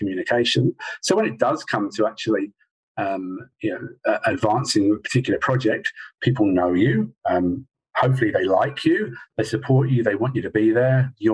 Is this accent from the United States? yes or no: no; England, United Kingdom; now in Australia; I'm the English guy